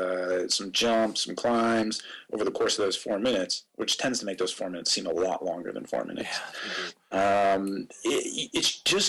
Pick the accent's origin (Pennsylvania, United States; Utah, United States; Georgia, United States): Pennsylvania, United States; Erie; moved away as an adult; also born or lived in England / Switzerland; now in Singapore; I'm originally from Pennsylvania, from Erie, okay. up in the north of the state on the lake, and did a lot of my racing there